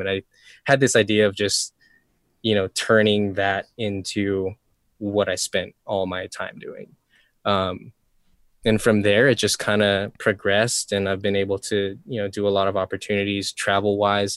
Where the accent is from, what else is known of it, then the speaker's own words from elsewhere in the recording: Molokai, Hawaii, United States; also born or lived in Oahu; I grew up on Molokai, which is, I mean, it's very, very tiny island here in Hawaii